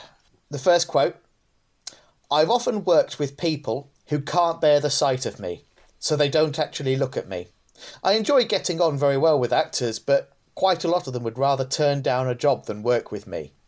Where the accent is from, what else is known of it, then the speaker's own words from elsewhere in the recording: England, United Kingdom; it's not a fashionable thing to say, and because we're all English, we don't talk about these things, but I'm an actor.